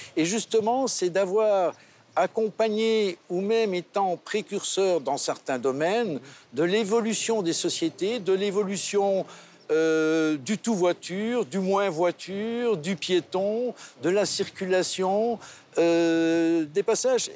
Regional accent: Belgium; now in Monaco; Je suis belge aussi

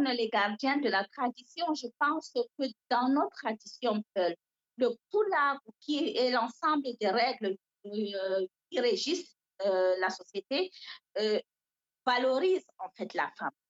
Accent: Cameroon; French is a second language

